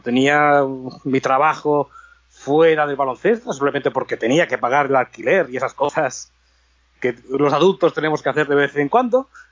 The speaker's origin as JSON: {"language": "Spanish", "town": "Barcelona", "region": "Catalonia", "country": "Spain", "moved": "as an adult", "lives_now": "Los Angeles, United States", "said": "la zona de Barcelona, que es de donde soy"}